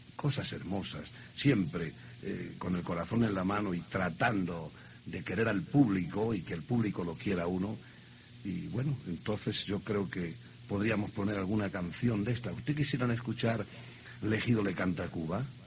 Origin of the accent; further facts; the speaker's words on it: Spain; moved away as an adult; now in Mexico; soy español